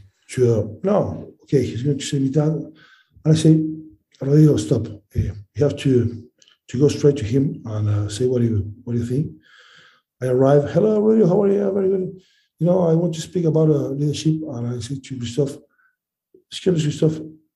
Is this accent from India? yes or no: no; Uruguay; English is a second language; also born or lived in France; now in Castres, France; I know where I come from. I'm from Uruguay. I'm very proud